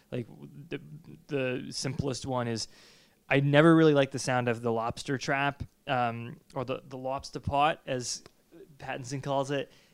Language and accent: English; New England, United States; growing up in New England and, and being in these old houses